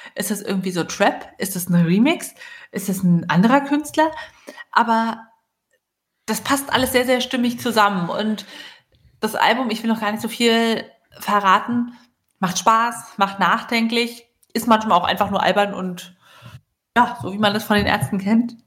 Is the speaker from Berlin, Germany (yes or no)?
yes; Berlin, Germany; als äh, Berliner